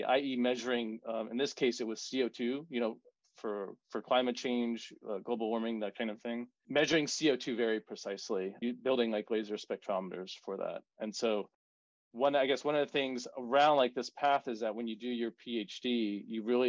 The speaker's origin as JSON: {"language": "English", "town": "New Orleans", "region": "Louisiana", "country": "United States", "tie": "born or raised there", "also_born_or_lived": "Georgia", "moved": "as an adult", "said": "I grew up in New Orleans"}